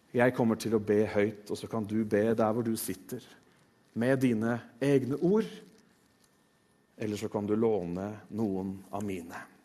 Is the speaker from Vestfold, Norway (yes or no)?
yes; Tønsberg, Vestfold, Norway; jeg er født i Tønsberg.